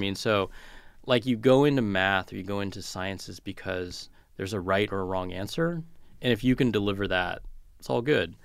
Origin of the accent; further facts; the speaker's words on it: California, United States; moved away; growing up in California